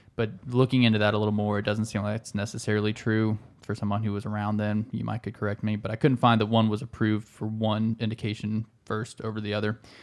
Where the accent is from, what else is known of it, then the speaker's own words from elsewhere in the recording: South Carolina, United States; We're from South Carolina